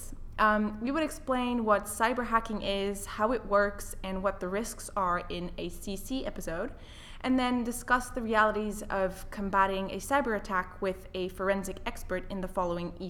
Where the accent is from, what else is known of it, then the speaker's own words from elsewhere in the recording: French-speaking part of Switzerland, Romandy, Switzerland; moved away as an adult; also born or lived in Netherlands; now in United Kingdom; I was born in the Netherlands, which is where my parents are originally from. I grew up in the French-speaking part of Switzerland, though, and then I came to the UK for my university education